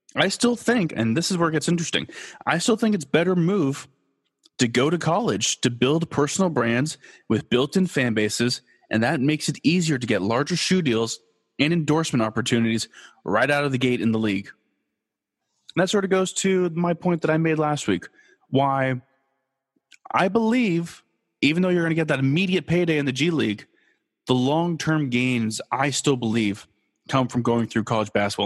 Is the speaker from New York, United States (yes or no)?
no; Los Angeles, California, United States; moved away as an adult; also born or lived in Kansas; I am born and raised in Los Angeles